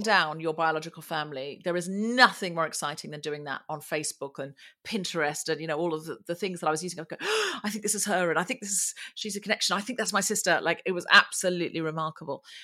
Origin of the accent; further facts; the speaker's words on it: Australia; I was born and raised in Australia